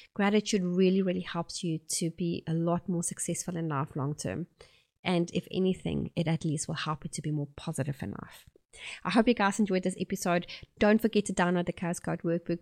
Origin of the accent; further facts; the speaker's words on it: South Africa; accent: South African; moved away as an adult; now in Oxford, New Zealand; I'm originally from South Africa and I have been living here in New Zealand for about eight years